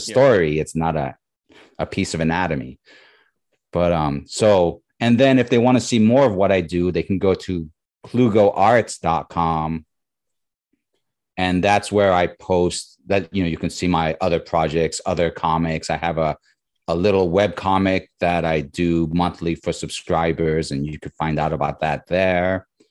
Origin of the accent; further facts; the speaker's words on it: New York, United States; now in Bay Area, United States; I grew up in New York